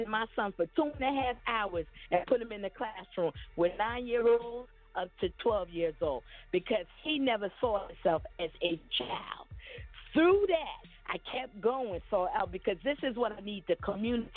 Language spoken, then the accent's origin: English; New York City, New York, United States; I am a 54-year-old black African-American woman born and raised in Brooklyn, New York